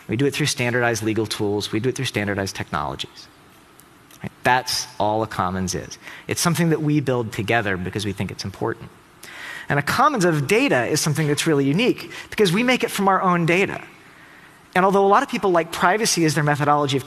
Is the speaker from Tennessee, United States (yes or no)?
yes; Tennessee, United States; I'm from Tennessee